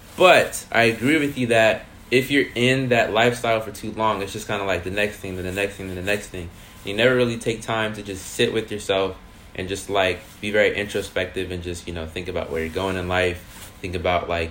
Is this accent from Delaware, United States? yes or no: yes; Delaware, United States; moved away as an adult; also born or lived in Georgia / New York; living in Delaware and growing up in Delaware